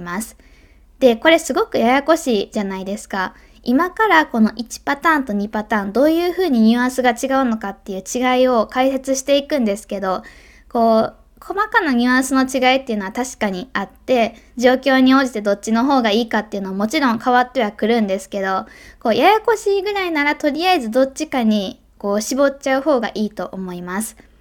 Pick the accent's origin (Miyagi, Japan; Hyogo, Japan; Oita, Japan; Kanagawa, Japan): Hyogo, Japan; Kobe; 神戸でね生まれ育った私